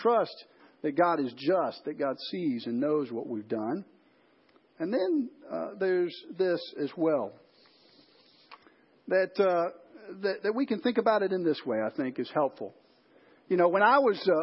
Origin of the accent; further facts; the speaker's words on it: Chicago, Illinois, United States; I grew up in Chicago.